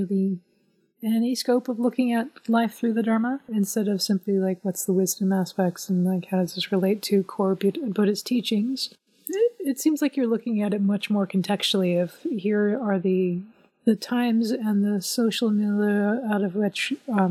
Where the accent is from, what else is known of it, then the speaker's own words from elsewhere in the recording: Indianapolis, Indiana, United States; Growing up in Indianapolis, not everything was pretty